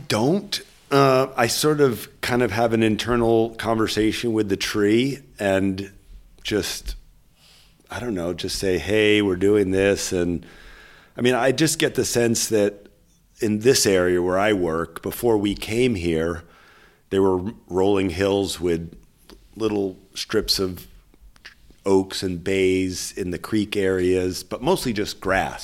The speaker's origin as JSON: {"language": "English", "town": "Berkeley", "region": "California", "country": "United States", "tie": "born or raised there", "said": "growing up in Berkeley with hippie mom"}